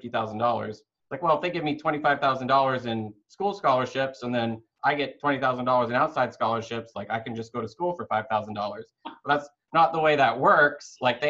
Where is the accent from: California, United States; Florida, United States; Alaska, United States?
Alaska, United States; born there; also born or lived in Michigan / North Carolina / Cape Cod; I was like born in Alaska and then lived in Michigan, lived in North Carolina, lived in Cape Cod